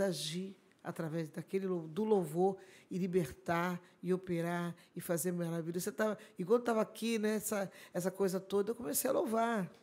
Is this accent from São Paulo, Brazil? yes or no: no; Araruama, Rio de Janeiro, Brazil; sou de Araruama, hum. sabe? Essa é minha terra, amo estar aqui. E aqui começou toda a nossa história, né? Aqui começou a nossa história de crianças